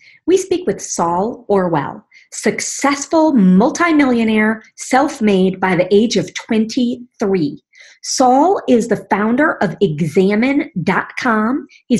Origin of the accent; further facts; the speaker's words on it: Canada; now in Phoenix, United States; I am both Canadian and U.S. citizen.